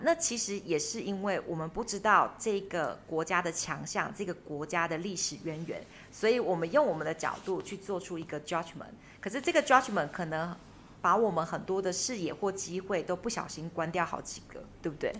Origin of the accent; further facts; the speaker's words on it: Taiwan; also born or lived in Finland; 我们台湾人要花十万、二十万去追极光